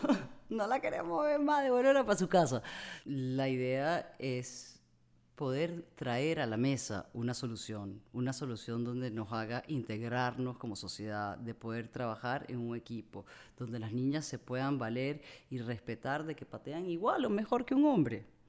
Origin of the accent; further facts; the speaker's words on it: Amazonas, Venezuela; yo crecí en el Amazonas